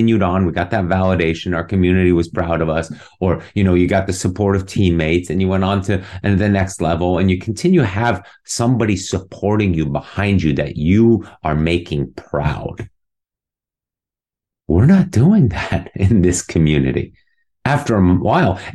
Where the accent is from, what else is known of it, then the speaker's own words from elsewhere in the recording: Munich, Bavaria, Germany; also born or lived in New York City, United States; now in Dallas, United States; It was in Munich, my hometown, and where I did all my swimming growing up